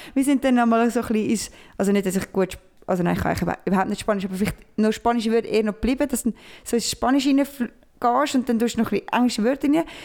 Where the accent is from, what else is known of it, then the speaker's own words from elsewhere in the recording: Switzerland; wir sind Schweizer